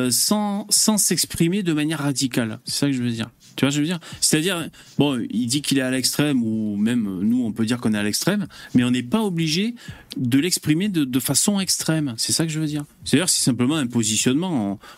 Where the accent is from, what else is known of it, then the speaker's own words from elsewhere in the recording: Switzerland; Moi je suis suisse